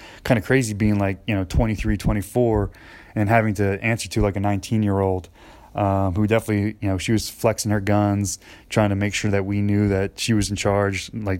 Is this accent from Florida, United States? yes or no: no; New Jersey, United States; now in McKenzie, United States; You know, I'm moving from New Jersey, where there's, you know, 4 malls within 15 minutes of me, and, you know, out in McKenzie, there's not a whole lot.